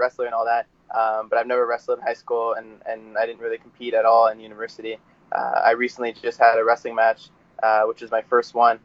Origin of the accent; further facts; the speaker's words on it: Welland, Ontario, Canada; I grew up in Welland, Ontario. Still here, living in Welland.